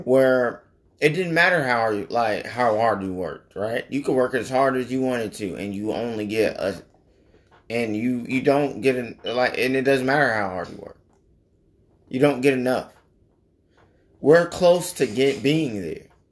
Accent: United States; us as the American people

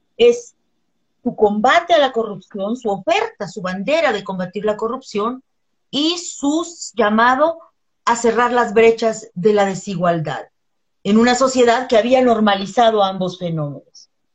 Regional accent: El Salvador; now in Mexico; yo soy salvadoreña de nacimiento, salvadoreño mexicana, mexicana por nacionalización

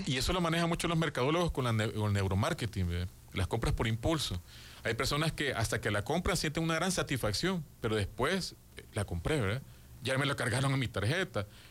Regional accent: El Salvador; como todo un salvadoreño

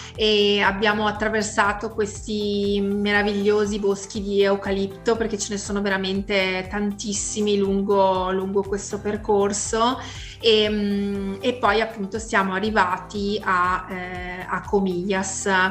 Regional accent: Vicenza, Veneto, Italy; noi siamo di Vicenza

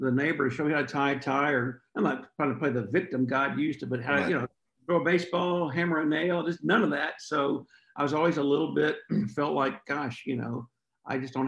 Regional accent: Amarillo, Austin, Texas, United States; now in Lubbock, United States; I grew up in Amarillo, Texas, and was just enjoying life as a first grader.

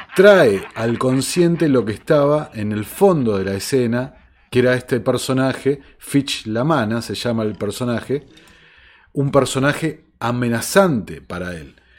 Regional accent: Argentina; en países como el mío, como la Argentina

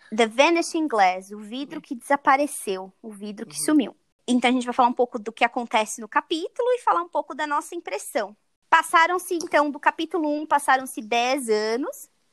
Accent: Brazil; moved away; como brasileira morando fora do Brasil

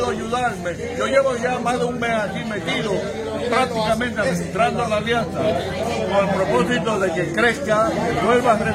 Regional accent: Dominican Republic; cuando nosotros somos dominicanos todos, este, somos vecinos.

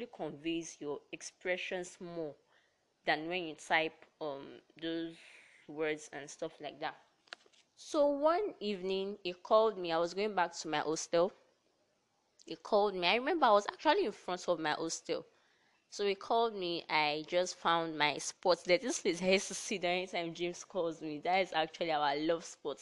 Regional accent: Delta, Nigeria; I hail from Delta State

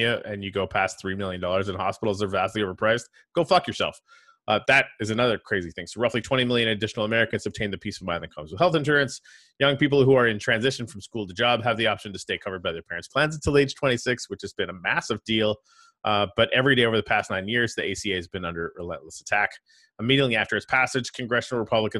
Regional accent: Canada; moved away as an adult; now in United States; as a Canadian

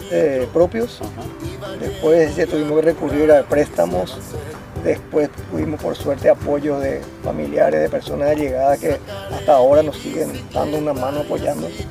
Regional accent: Paraguay; also born or lived in Asunción; now in Areguá, Paraguay; Somos de los paraguayos que estamos tratando de hacer las cosas diferentes y bien.

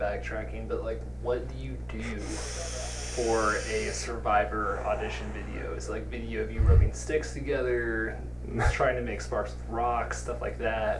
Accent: Kansas, United States; moved away; I'm from Kansas

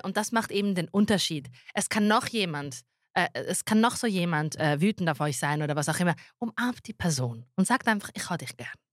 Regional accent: Zurich, Switzerland; also born or lived in Schwamendingen; also ich als Zürcherin bin dort im Exil noch bis 13. Dezember

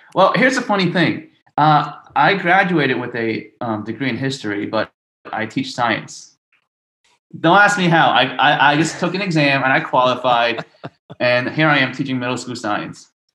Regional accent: New York City, New York, United States; I grew up in a part of South Brooklyn called Bensonhurst

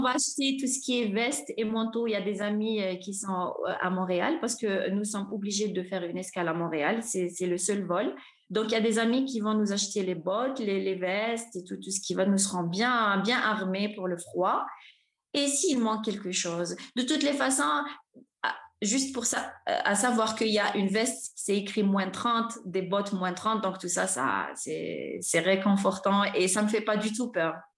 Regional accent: Oran, Oran Province, Algeria; je suis née, j'ai grandi à Oran

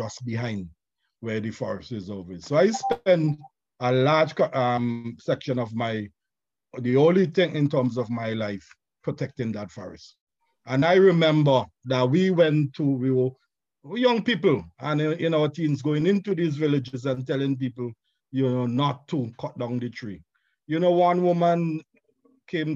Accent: St. Vincent & Grenadines; I'm from St. Vincent and the Grenadines

